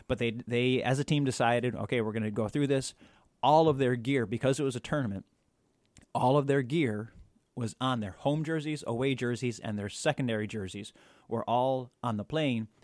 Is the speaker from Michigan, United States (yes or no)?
yes; outside of Ann Arbor, Michigan, United States; moved away as an adult; also born or lived in Wisconsin; I grew up outside of Ann Arbor, Michigan